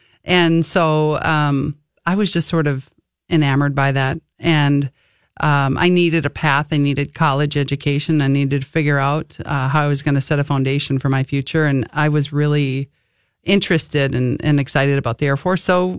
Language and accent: English; Wayzata, Minnesota, United States; also born or lived in Plymouth, Minnesota / Buffalo, Minnesota / Chicago; I'm originally from the West Metro, so we bounced around a lot. So graduated from Wayzata, but I cannot keep track of how many homes that we lived in by the time I graduated. So all around Plymouth, Wayzata, Minnetonka area.